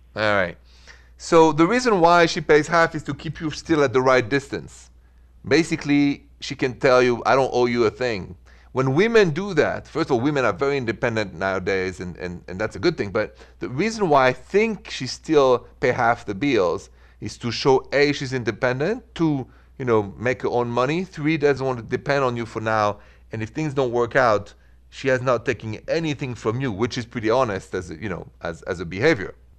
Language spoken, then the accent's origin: English; France; I'm from France.